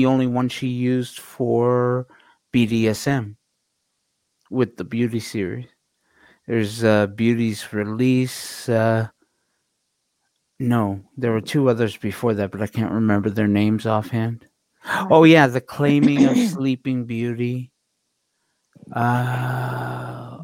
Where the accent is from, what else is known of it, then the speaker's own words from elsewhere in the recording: Canada; I am Canadian after all.